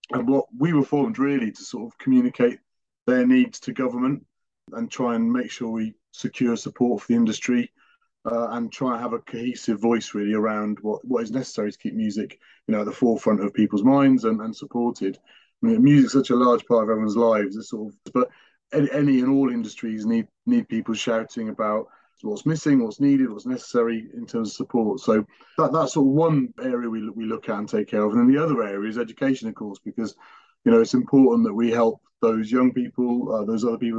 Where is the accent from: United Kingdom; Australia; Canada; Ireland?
United Kingdom; West Wales; I grew up in West Wales, and actually not very well off at all